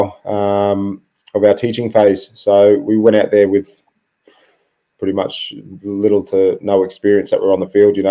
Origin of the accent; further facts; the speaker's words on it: Brisbane, Queensland, Australia; moved away as an adult; also born or lived in Melbourne; I was born in Melbourne, as you said. Moved from Melbourne to Brisbane.